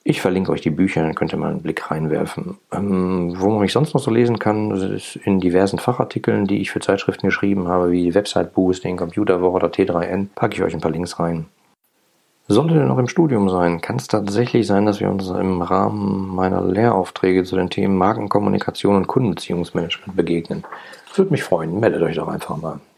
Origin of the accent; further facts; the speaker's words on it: Ruhr area, North Rhine-Westphalia, Germany; ich bin im Ruhrgebiet groß geworden